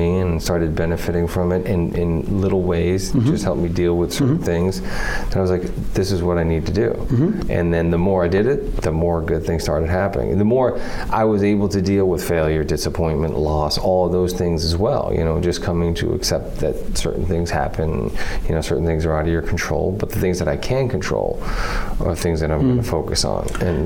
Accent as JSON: {"language": "English", "town": "Boston", "region": "Massachusetts", "country": "United States", "tie": "born or raised there", "said": "where I grew up in Boston"}